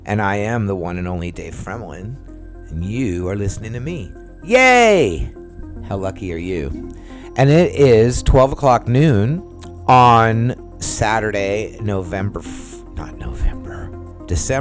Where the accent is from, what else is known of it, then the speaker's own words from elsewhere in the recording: San Diego, California, United States; moved away as an adult; now in Orlando, United States; I'm from San Diego